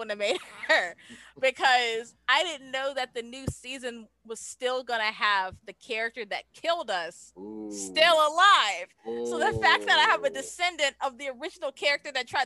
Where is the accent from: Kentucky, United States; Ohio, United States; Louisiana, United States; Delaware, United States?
Louisiana, United States; New Orleans; I'm from New Orleans